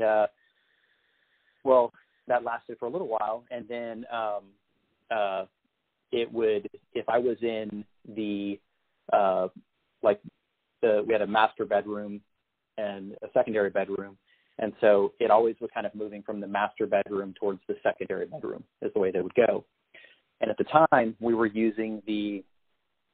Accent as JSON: {"language": "English", "town": "San Antonio", "region": "Texas", "country": "United States", "tie": "born or raised there", "also_born_or_lived": "Austin, Texas", "said": "I grew up in San Antonio, Texas, which is a town that it's kind of famous for having some pretty interesting little haunted areas"}